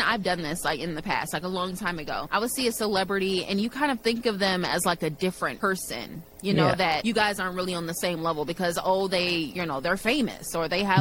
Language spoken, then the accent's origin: English; Chicago, Illinois, United States; I'm from the south side of Chicago